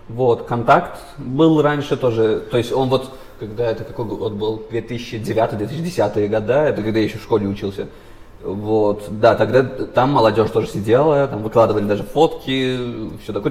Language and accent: Russian; Baku, Azerbaijan; я сам из Баку